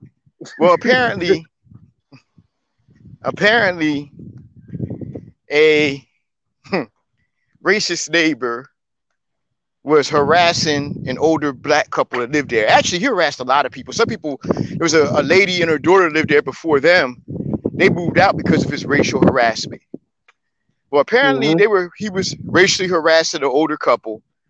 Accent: Willingboro, New Jersey, United States; my hometown, Willowboro, and of course, Camden.

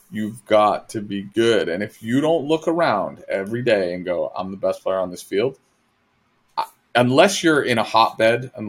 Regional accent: Massachusetts, United States

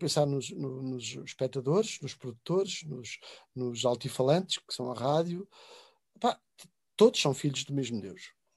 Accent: Covilhã, Centro, Portugal; o largo da minha aldeia e da minha cidade de Covilhã

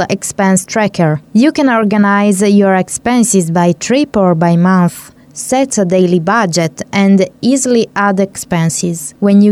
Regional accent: Italy; now in Hungary; we are in Hungary and I come from Italy where we use euros

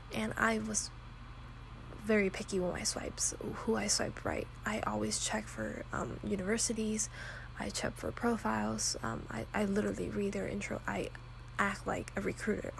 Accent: Texas, United States; moved away as an adult; I came from Texas

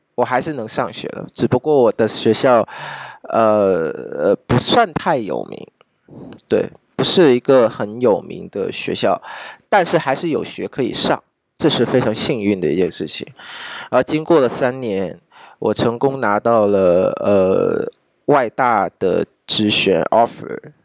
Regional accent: Vietnam; 我们越南这边的越南中央国民大，国民经济大学的学长

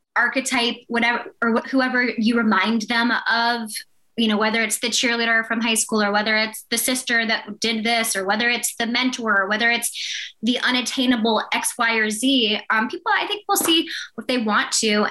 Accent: Blacksburg, Virginia, United States; my hometown, Blacksburg, Virginia.

